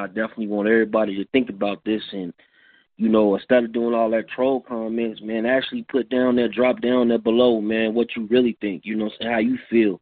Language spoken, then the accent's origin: English; Chicago, Illinois, United States; I'm from a high crime city. I'm from Chicago